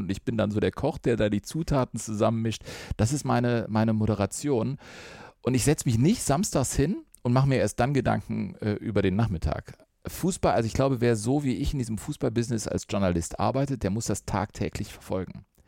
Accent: Cologne, North Rhine-Westphalia, Germany; Ich liebe das Ruhrgebiet, habe eine Dortmunderin geheiratet, bin gebürtiger Kölner

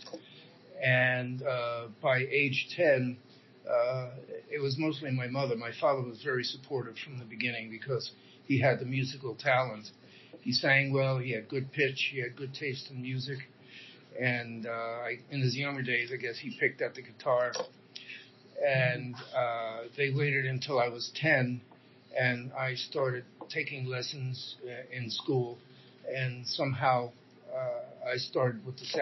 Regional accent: Newark, New Jersey, United States; I was born in Newark, New Jersey, in April

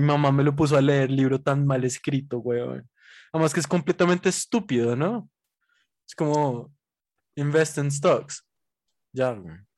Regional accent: Bogotá, Colombia; nosotros somos demasiado bogotanos

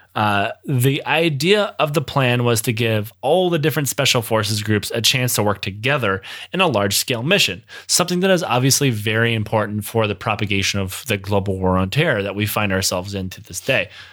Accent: Michigan, United States; growing up in Michigan, if I, I could leave the country at the twenty-minute drive because it lives so close to Canada

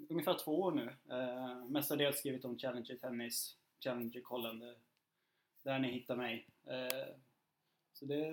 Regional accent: Eskilstuna, Södermanland, Sweden; born or raised there

